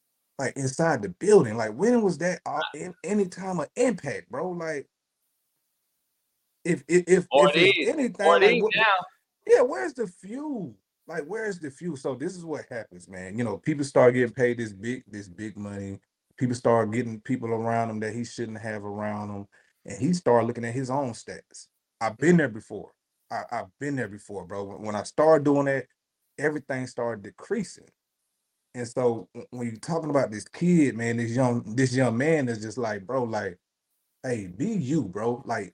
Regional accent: the South, United States; I'm from the South

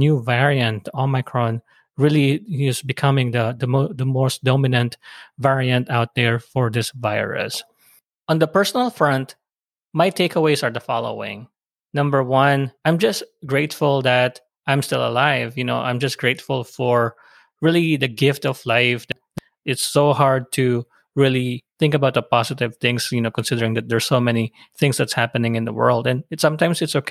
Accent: Philippines; now in United States; being immigrants from the Philippines

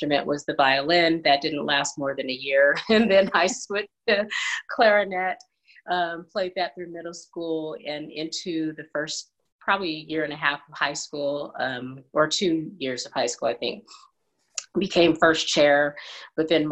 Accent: California, United States; also born or lived in Chattanooga, Tennessee; now in Las Vegas, United States; So I was born in Tennessee, in Chattanooga, but moved to California probably around age 4, because that's where my mom was from and her parents.

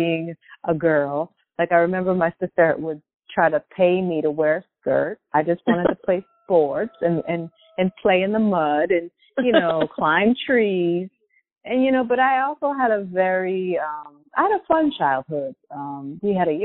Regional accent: Norfolk, Connecticut, United States; moved away as an adult; now in Brooklyn, United States; I'm glad I grew up there

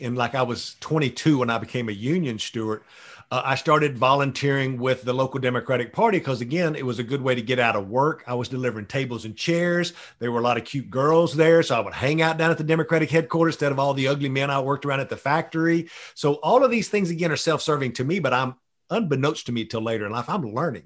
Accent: Tyler, Texas, United States; moved away; I grew up in the piney woods of East Texas. The nearest city was Tyler, Texas.

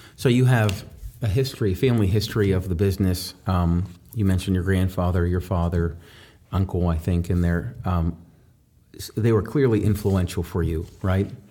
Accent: New Castle, Pennsylvania, United States; I grew up in Newcastle

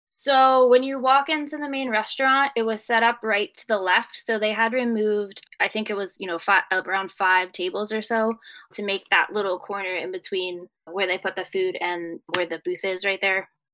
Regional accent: New Jersey, United States; We are from New Jersey

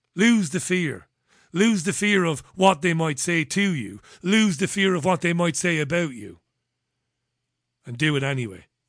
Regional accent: Waterford, Munster, Ireland; I grew up in Ballybeg, and when, this is in Waterford

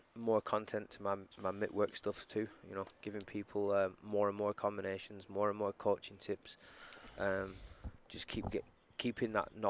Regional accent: England, United Kingdom; now in United States; growing up in England

